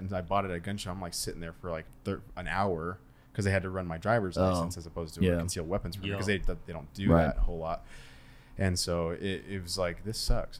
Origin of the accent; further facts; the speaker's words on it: Arizona, United States; now in Utah, United States; I'm from Arizona.